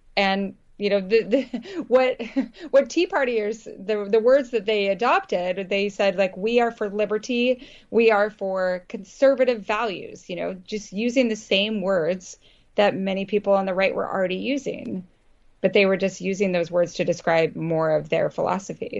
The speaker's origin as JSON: {"language": "English", "region": "Idaho", "country": "United States", "tie": "born or raised there", "also_born_or_lived": "Vermont", "moved": "yes", "said": "I grew up in Idaho"}